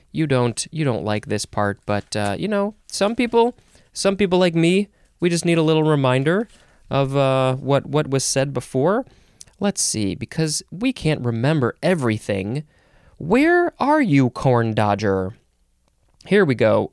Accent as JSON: {"language": "English", "country": "United States"}